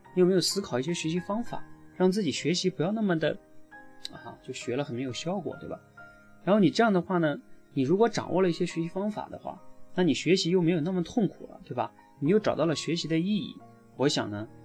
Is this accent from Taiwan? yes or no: no; Northeast China, China; moved away; 我在一个东北的农村长大